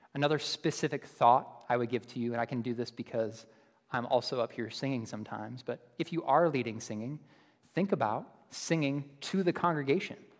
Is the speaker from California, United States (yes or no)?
no; Buffalo, New York, United States; moved away; I'm from Buffalo, so I'm a Bills fan.